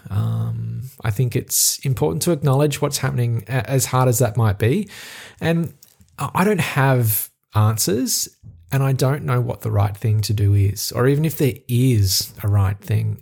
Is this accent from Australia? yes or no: yes; Australia; accent: Australian; my Australian accent